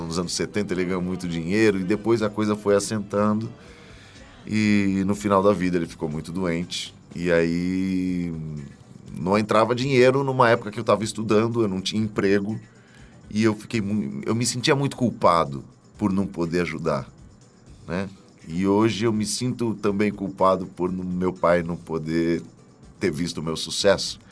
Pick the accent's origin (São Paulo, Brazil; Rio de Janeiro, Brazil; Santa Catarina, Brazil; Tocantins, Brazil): São Paulo, Brazil; also born or lived in Juquitiba; Eu nasci em São Paulo, morei mu em muitos lugares aqui